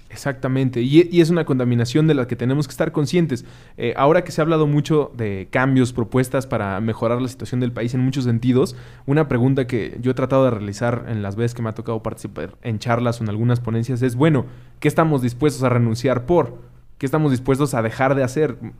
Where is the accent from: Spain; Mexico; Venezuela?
Mexico; como ciudadanos mexicanos